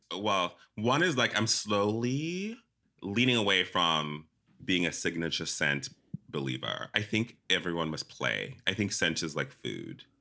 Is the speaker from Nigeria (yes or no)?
no; South Africa; moved away; also born or lived in Zimbabwe; I was born in Zimbabwe, grew up in South Africa